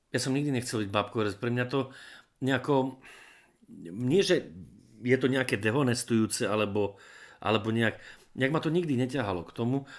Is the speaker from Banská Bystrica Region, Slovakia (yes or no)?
yes; Predajná, Banská Bystrica Region, Slovakia; also born or lived in Brezno; ja som vyrastal v vzdialenej dedinke zvanej Predajná